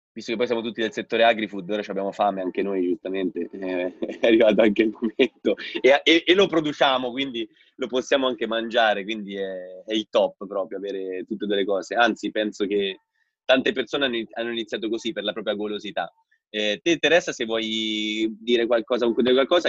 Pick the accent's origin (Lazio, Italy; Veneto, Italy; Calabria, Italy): Lazio, Italy; Rome; also born or lived in Bolzano; sono di Roma io